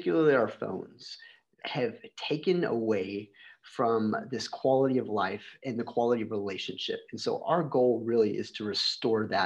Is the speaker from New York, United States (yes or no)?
no; Shiner, Texas, United States; I grew up in this little tiny town in Texas called Shiner, Texas.